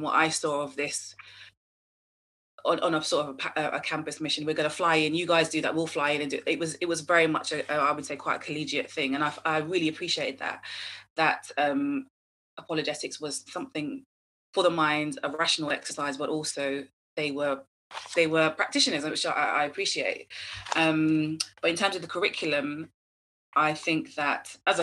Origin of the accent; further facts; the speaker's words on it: United Kingdom; I'm Black British, my parents are Caribbean